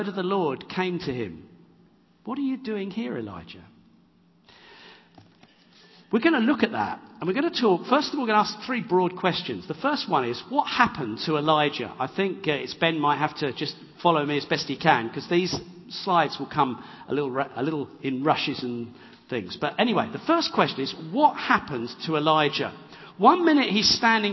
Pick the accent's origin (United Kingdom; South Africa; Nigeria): United Kingdom; England; I'm an English bloke.